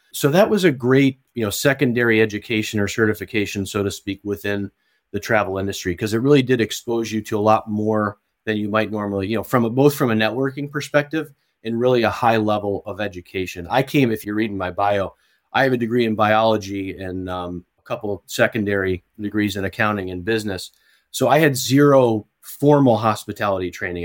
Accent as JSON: {"language": "English", "town": "Watertown", "region": "New York", "country": "United States", "tie": "born or raised there", "also_born_or_lived": "South Carolina", "said": "So, I grew up in a town called Watertown, New York"}